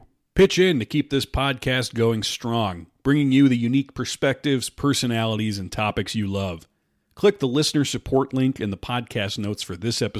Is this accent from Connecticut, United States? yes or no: no; Omaha, Nebraska, United States; I grew up in Omaha.